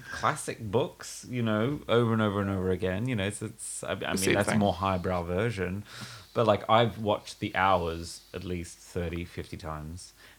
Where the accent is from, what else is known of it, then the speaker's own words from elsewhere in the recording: Australia; though I'm Australian, I mean, I get all the references and stuff like